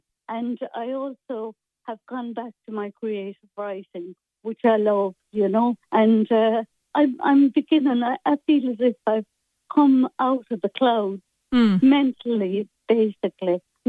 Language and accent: English; Corbally, Munster, Ireland; And I'm from Corbally all my life, so I know everybody.